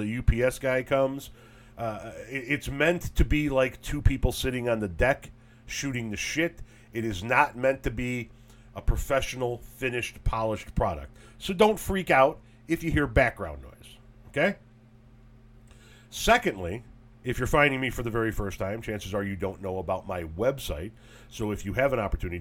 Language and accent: English; Melrose Park, Illinois, United States; I was born on May 13th, 1972 at Gottlieb Hospital in Melrose Park, Illinois